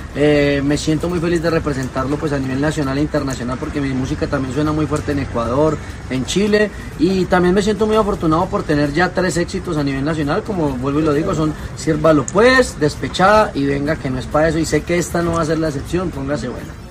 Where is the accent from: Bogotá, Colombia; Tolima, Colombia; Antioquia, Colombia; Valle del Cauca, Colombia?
Antioquia, Colombia; Bello; also born or lived in Mexico; now in Bogotá, Colombia; somos de Bello Antioquia y estamos radicados en la ciudad de Bogotá hace ya unos ocho años